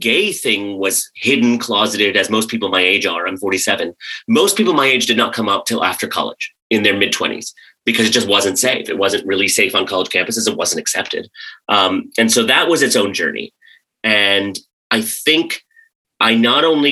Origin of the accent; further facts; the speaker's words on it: United States; also born or lived in Karachi, Pakistan / Maryland / West Virginia; grew up mostly in rural Maryland and rural West Virginia